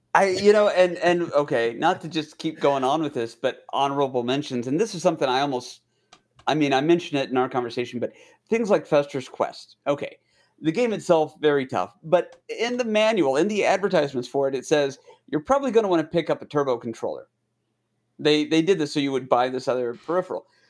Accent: United States

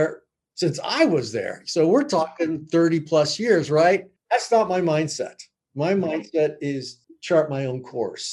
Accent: Los Angeles, California, United States; I grew up in East LA back in the late 50s, early 60s

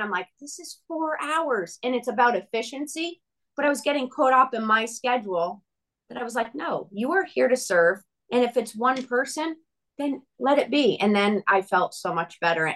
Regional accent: Connecticut, United States; moved away as an adult; also born or lived in Nashville, Tennessee / Franklin, Tennessee; now in Arizona, United States; I grew up in Connecticut

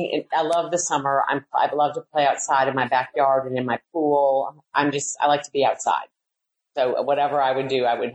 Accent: Milwaukee, Wisconsin, United States; moved away as an adult; also born or lived in West Virginia / Augusta, Georgia; now in Atlanta, United States; born and raised in Milwaukee and moved to West Virginia, then Augusta, and then in Atlanta.

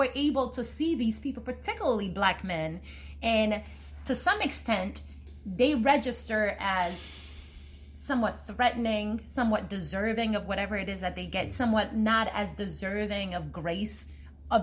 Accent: Nigeria; I'm Nigerian

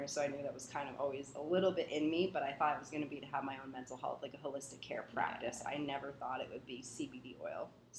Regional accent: New Hampshire, United States; I grew up in New Hampshire

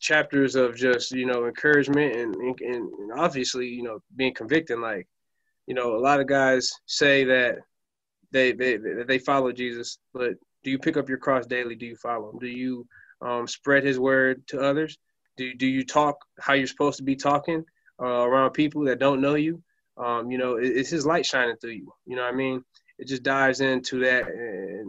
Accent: Flint, Michigan, United States; I'm from Flint, Michigan, and that's what I consider my hometown

